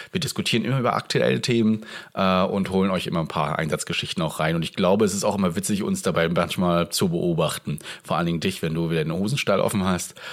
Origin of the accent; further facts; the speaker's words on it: Rostock, Mecklenburg-Vorpommern, Germany; aus meiner Heimat, und zwar aus der Uni Rostock